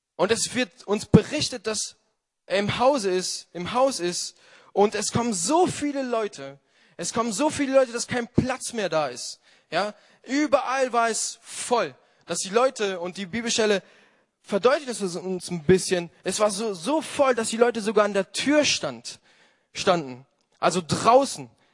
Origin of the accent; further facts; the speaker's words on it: Italy; moved away; als Italiener